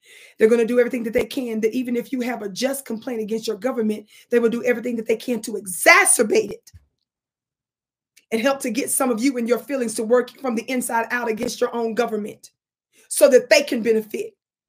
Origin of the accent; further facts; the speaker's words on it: Mississippi, United States; accent: Mississippi; I'm pronouncing it real slow, my Mississippi accent